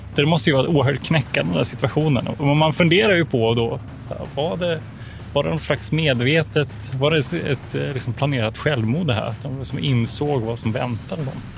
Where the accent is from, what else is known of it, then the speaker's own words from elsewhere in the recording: Växjö, Kronoberg County, Sweden; moved away as an adult; now in Umeå, Sweden; jag är född i, i eh, Växjö, då, i södra Sverige